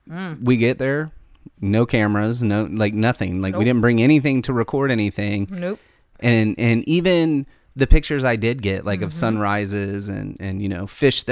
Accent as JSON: {"language": "English", "region": "Missouri", "country": "United States", "said": "We're all from Missouri, though, the show me state."}